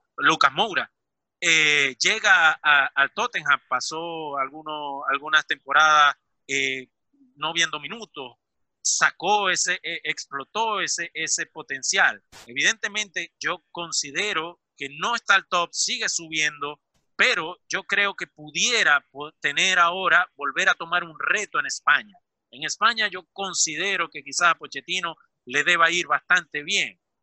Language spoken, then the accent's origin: Spanish; Venezuela; now in Milan, Italy; soy venezolano